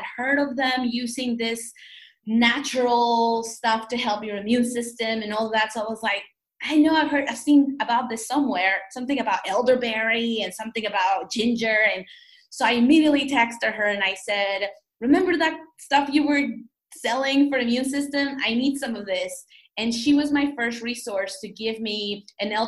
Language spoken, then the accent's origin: English; Mexico; also born or lived in New York; now in United States; growing up in Mexico, you go to El Mercado